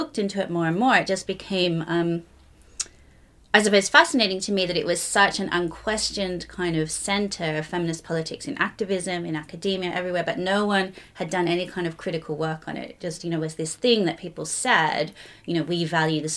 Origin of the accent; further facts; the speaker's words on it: Australia; moved away as an adult; also born or lived in Sydney / Belfast; now in London, United Kingdom; originally, as you might be able to tell, I was from Australia